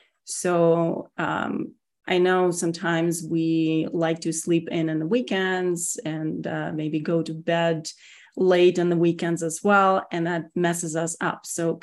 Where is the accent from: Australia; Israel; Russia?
Russia; English is a second language; now in United States; So I am originally from Russia, born and raised. Moved here, 28 years ago. So I worked really hard on my accent, and it's still there.